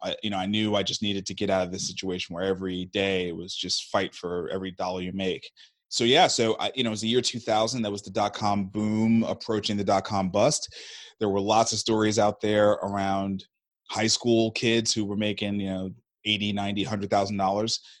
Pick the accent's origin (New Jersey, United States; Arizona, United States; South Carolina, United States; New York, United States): New York, United States; New York City; moved away as an adult; now in Nashville, United States; I was born and raised in Brooklyn